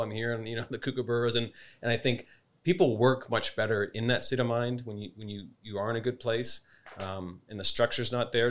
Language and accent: English; Canada; also born or lived in Spain / New York, United States; now in Adelaide, Australia; as a Canadian and as Australian raising two little kids